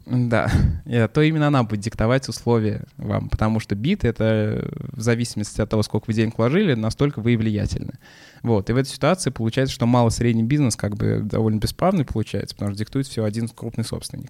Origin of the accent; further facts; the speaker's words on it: Chapayevsk, Samara Oblast, Russia; тот же Чапаевск, откуда я родом